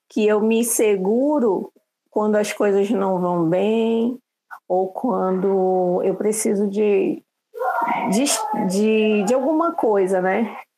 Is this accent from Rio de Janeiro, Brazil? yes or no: no; Manaus, Amazonas, Brazil; eu sou de Manaus